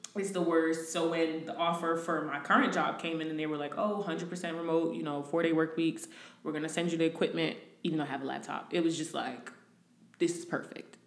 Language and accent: English; New Jersey, United States; moved away as an adult; now in Houston, United States; I am originally from Jersey, moved to Houston about a year and a half ago